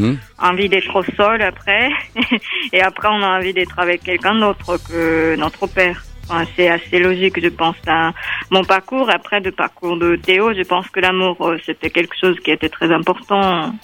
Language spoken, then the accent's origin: French; Japan; now in Geneva, Switzerland; moi, je viens du Japon